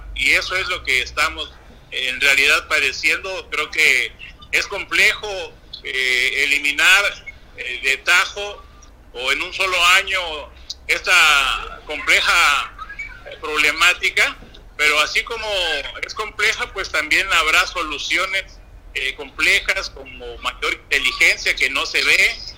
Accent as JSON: {"language": "Spanish", "region": "Guerrero", "country": "Mexico", "said": "somos los propios guerrerenses"}